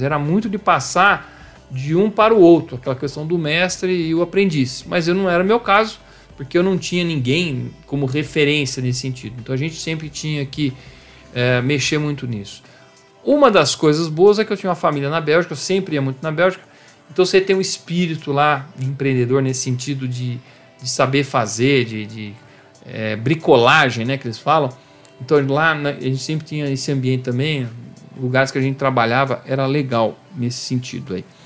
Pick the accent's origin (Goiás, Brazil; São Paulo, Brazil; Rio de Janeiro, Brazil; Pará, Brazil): São Paulo, Brazil; Campinas; born or raised there